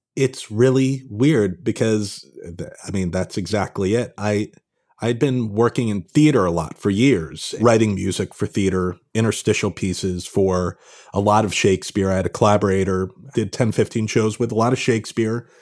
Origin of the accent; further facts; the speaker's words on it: Pound Ridge, New York, United States; moved away as an adult; also born or lived in Los Angeles; now in Brooklyn, United States; I grew up in kind of northern Westchester, uh, Pound Ridge, New York